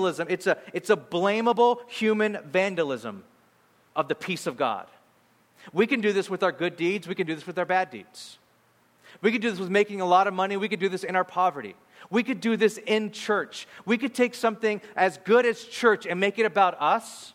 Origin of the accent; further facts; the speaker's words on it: Bakersfield, California, United States; now in San Francisco, United States; my wife and I grew up in Bakersfield